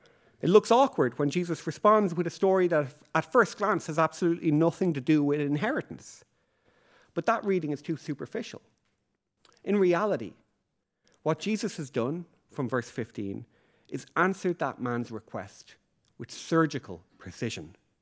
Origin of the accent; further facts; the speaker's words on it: Leixlip, Leinster, Ireland; even though I grew up in Leixlip, I know that rain is needed for the harvest to occur.